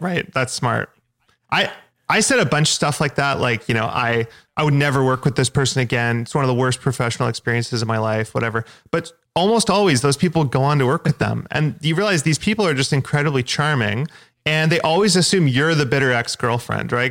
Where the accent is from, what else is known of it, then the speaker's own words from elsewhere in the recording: Victoria, British Columbia, Canada; in my hometown in Victoria